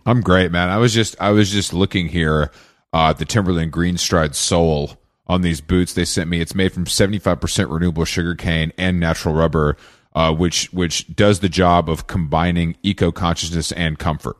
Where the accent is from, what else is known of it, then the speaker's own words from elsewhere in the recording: Atlanta, Georgia, United States; moved away; also born or lived in New York; I'm from Atlanta